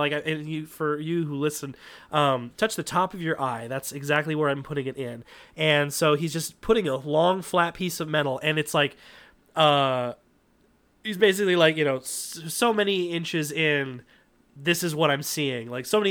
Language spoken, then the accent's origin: English; United States; I'm an American, damn it.